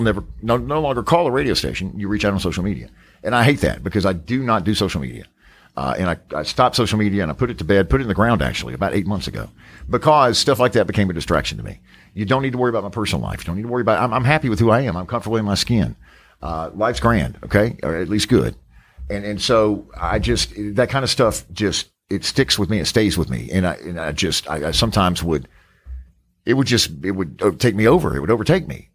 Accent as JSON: {"language": "English", "town": "Charlotte", "region": "North Carolina", "country": "United States", "tie": "born or raised there", "said": "just outside of, uh, of Charlotte, North Carolina, my hometown."}